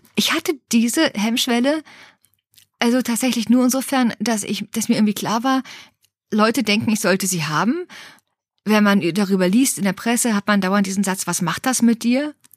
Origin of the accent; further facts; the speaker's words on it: Berlin, Germany; ich bin in Berlin aufgewachsen, Ostberlin, in diesem liberalsten Ort der Welt